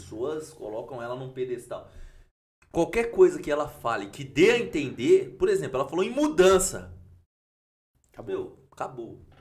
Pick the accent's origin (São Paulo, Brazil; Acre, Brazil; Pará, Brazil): São Paulo, Brazil; Campinas; sou aqui de Campinas